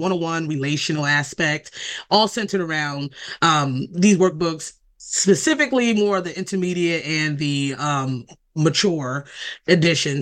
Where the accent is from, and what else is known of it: Delaware, United States; born or raised there